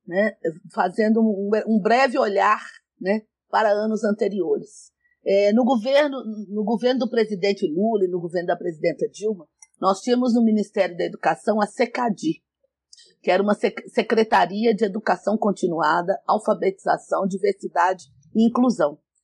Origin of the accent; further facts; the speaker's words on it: São Gonçalo do Pará, Minas Gerais, Brazil; Eu nasci no interior de Minas, em São Gonçalo do Pará